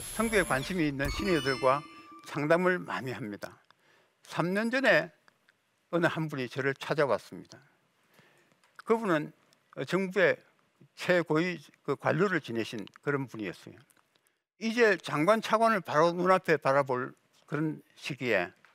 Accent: South Korea

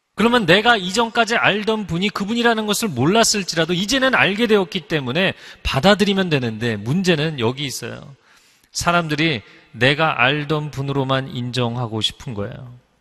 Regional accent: Seoul, South Korea; 제가 어릴 적 잠실에 살면서

